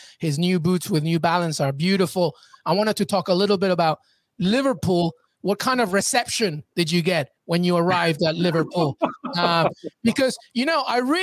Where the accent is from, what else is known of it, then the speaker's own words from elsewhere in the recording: Peru; I'm Peruvian, so I'm South American